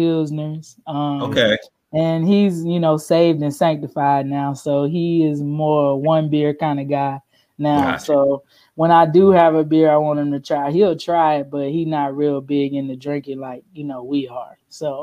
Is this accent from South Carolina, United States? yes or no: yes; South Carolina, United States; accent: country; Southern; moved away; also born or lived in New Orleans; I am originally from South Carolina